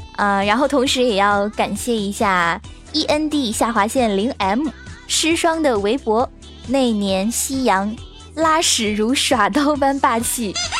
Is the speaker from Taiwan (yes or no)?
no; northern China, China; also born or lived in Nanjing; 作为一个北方人